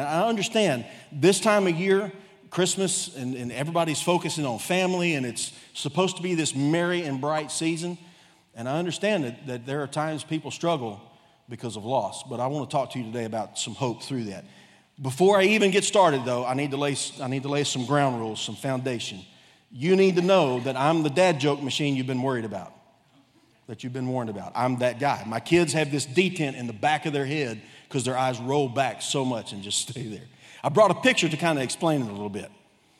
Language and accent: English; Texas, United States; born there; also born or lived in Ohio / Korea; now in Cabot, United States; I've been a nomad most of my life. I was born in Texas, lived in every Gulf Coast state. Lived in Ohio for a while, actually lived in Korea for a while.